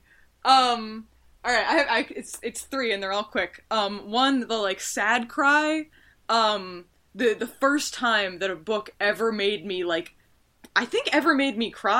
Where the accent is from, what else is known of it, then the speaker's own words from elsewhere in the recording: Madison, Wisconsin, United States; also born or lived in New York City, New York, United States; I moved from New York City to Madison, Wisconsin at 10